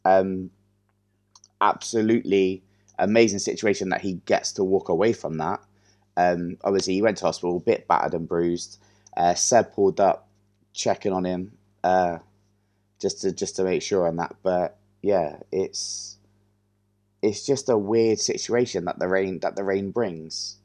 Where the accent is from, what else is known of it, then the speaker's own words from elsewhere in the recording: England, United Kingdom; as an English person